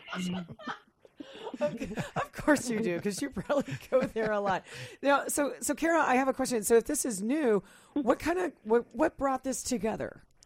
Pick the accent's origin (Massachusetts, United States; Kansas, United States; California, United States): Kansas, United States; now in Pacific Northwest, United States; I grew up in Kansas